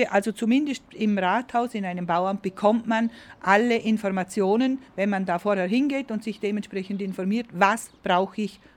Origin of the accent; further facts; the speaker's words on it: Vorarlberg, Austria; weil die äh, Baufirmen bei uns in Vorarlberg weiterbauen durften.